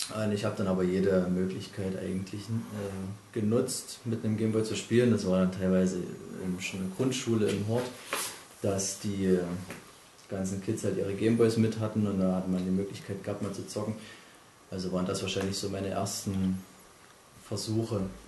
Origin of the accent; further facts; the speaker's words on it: East Germany, Germany; Ich bin ja auch im Osten aufgewachsen